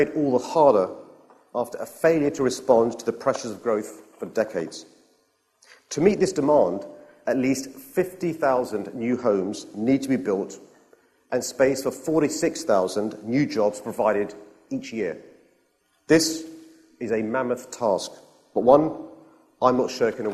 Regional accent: London, United Kingdom; I'm a Londoner, born and bred

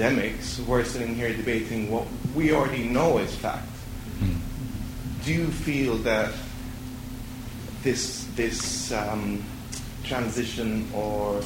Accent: Lebanon; I'm from Lebanon.

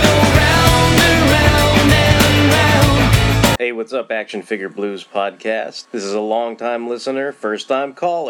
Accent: California Bay Area, United States; with the Fanholes Podcast and the History of Comics on Film web series. I'm from the California Bay Area in the good old U.S. of A.

